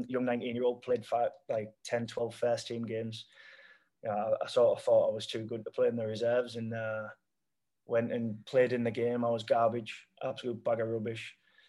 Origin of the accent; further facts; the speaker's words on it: England, United Kingdom; You're only allowed 7 foreigners per team. So we've got, I'm English.